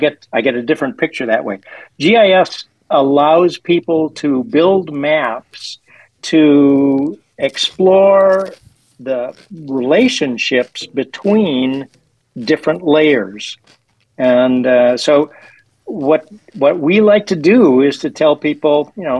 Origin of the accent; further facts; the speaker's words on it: Minnesota, United States; moved away as an adult; also born or lived in California; now in Washington, D.C. area, United States; I was in Minnesota teaching. That's my native home.